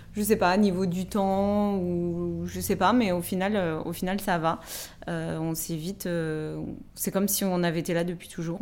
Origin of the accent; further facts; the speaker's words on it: Nancy, Grand Est, France; moved away as an adult; also born or lived in Lebanon; now in Paris, France; je suis originaire de Nancy. Euh, j'ai, habité huit ans au Liban et là, je suis de retour en France depuis, depuis 3 mois.